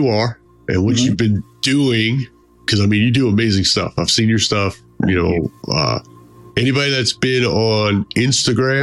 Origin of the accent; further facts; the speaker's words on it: Huntsville, Alabama, United States; from Huntsville, Alabama